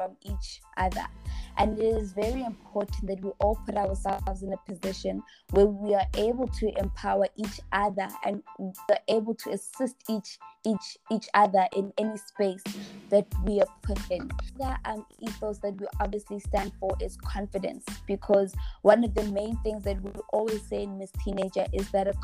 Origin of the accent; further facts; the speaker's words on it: Johannesburg, Gauteng, South Africa; I'm from Johannesburg